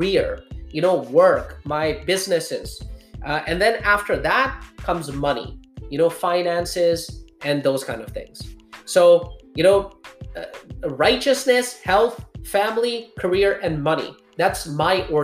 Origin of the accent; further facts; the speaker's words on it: Pakistan; I was born in Pakistan